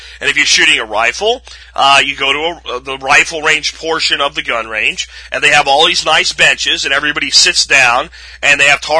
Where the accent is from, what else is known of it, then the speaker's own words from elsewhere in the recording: Pennsylvania, United States; now in Texas, United States; It was very foreign to me when I came here from the Northeast, from Pennsylvania. I looked at this and went, you would go to jail so fast in Pennsylvania if you did this.